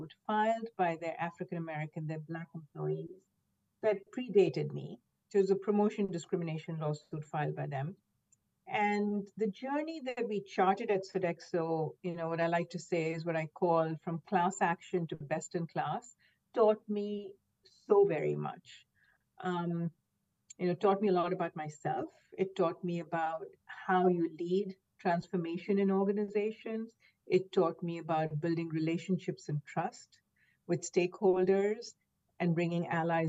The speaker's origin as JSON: {"language": "English", "town": "Mumbai", "region": "Maharashtra", "country": "India", "tie": "born or raised there", "moved": "as an adult", "lives_now": "United States", "said": "I grew up in Mumbai, India, where everyone, looked like me, same skin tones predominantly"}